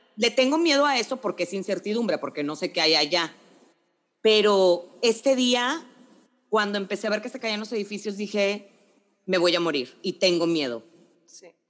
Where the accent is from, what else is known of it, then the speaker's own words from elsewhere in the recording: Monterrey, Nuevo León, Mexico; moved away as an adult; yo me mudaba a vivir a Monterrey ese sábado